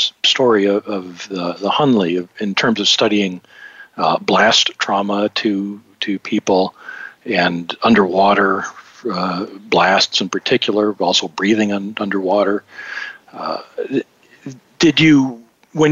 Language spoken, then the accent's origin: English; Highland Park, Michigan, United States; also born or lived in Detroit / Grosse Pointe; I was actually born in Detroit and grew up in Highland Park